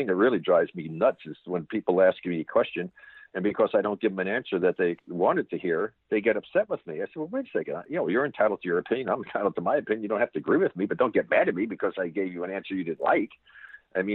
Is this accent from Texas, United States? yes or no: no; New York, United States; moved away; when I was growing up in New York